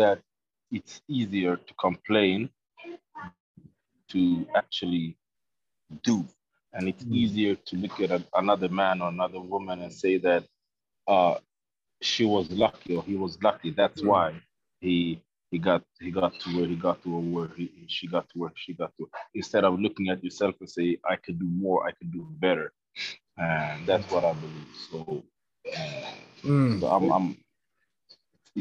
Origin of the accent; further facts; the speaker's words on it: Sweden; I'm a black man growing up in Sweden